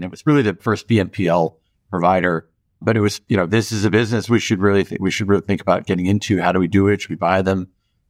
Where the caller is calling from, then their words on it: Los Angeles, California, United States; I'm home here in my house in Los Angeles at the moment.